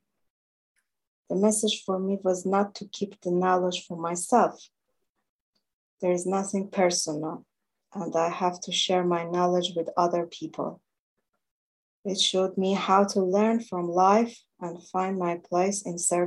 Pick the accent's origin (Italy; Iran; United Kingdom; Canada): Iran; English is a second language; I was born in Iran